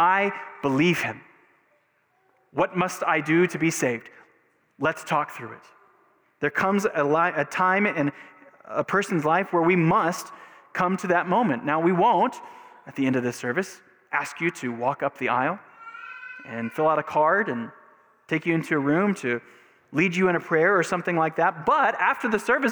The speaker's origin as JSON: {"language": "English", "region": "Texas", "country": "United States", "tie": "born or raised there", "said": "growing up in Texas in the 80s or the 90s, like all good Texans have had a moment of baptism"}